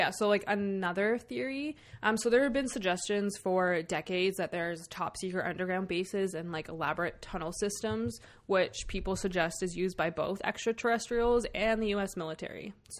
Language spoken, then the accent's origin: English; Canada; We're from Canada